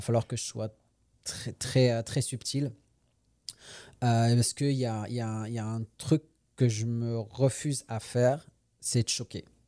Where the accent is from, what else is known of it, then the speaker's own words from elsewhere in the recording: France; moved away as an adult; also born or lived in Paris / Quebec; now in Montreal, Canada; je suis né en France, j'ai grandi en France